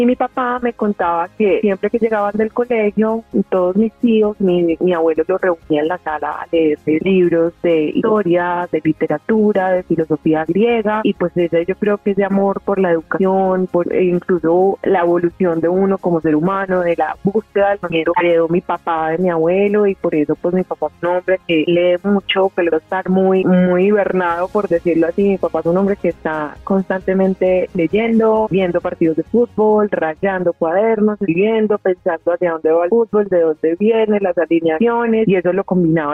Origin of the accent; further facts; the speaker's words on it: Medellín, Antioquia, Colombia; Nací en Medellín y soy fruto de una familia paisa y chocuana.